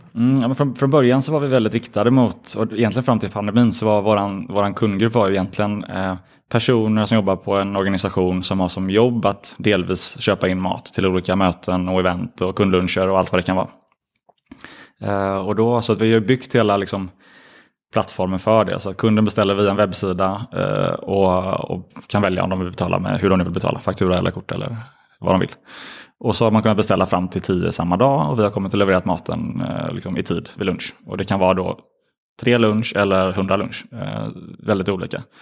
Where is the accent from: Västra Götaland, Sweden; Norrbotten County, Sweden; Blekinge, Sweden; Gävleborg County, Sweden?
Västra Götaland, Sweden; Gothenburg; vi är från Göteborg